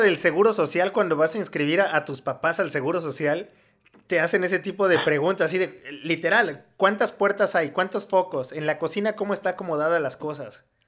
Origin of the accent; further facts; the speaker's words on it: Mexico; los mexicanos somos